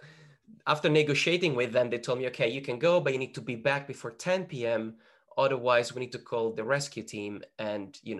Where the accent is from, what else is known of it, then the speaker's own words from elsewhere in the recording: northern Italy, Italy; moved away; the place that I was born in Northern Italy